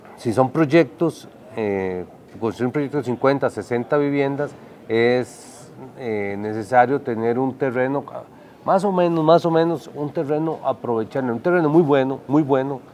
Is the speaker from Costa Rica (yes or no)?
yes; Costa Rica; como costarricenses